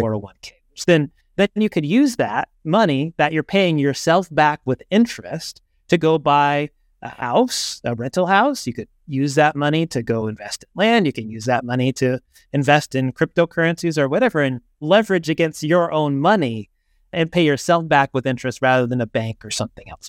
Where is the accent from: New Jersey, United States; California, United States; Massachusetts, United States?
California, United States; Southern; I grew up in Southern California